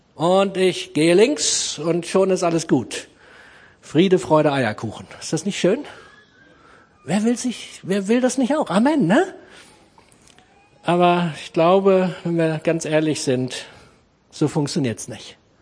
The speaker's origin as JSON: {"language": "German", "country": "Germany", "moved": "as an adult", "lives_now": "Braunschweig, Germany", "said": "Ich komme aus dem Harz, habe dort Kfz-Mechaniker gelernt"}